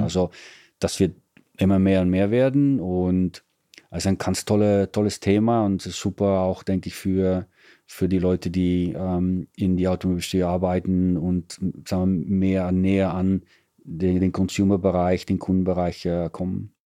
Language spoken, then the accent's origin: German; Netherlands; German is a second language; now in Italy; Bin Holländer.